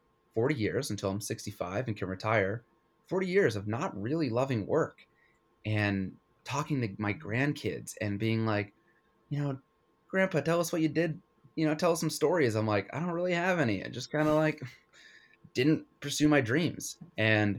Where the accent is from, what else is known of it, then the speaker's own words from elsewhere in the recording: Connecticut, United States; I grew up in Connecticut